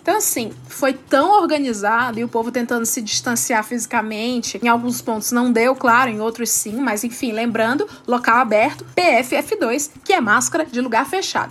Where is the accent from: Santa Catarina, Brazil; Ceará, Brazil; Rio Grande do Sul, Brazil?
Ceará, Brazil; Fortaleza; Em Fortaleza, minha terra